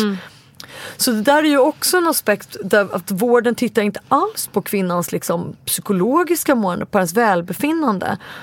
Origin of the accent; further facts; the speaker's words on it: Stockholm, Stockholm County, Sweden; Jag är 40 år och bor i Stockholm, där jag är född och uppvuxen